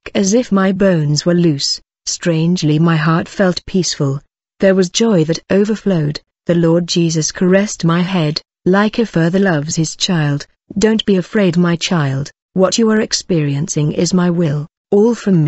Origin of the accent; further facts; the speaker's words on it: Semarang, Central Java, Indonesia; I was born in 1981 in Semarang